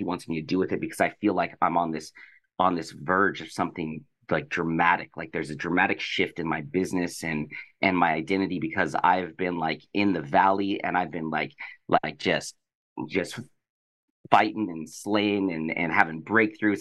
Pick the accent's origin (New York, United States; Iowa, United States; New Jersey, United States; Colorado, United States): Colorado, United States; now in Los Angeles, United States; I'm from Colorado, but I live